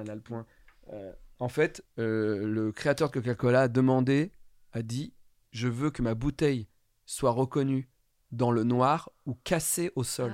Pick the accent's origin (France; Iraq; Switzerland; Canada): France; Ardèche, Auvergne-Rhône-Alpes; moved away; je viens de l'Ardèche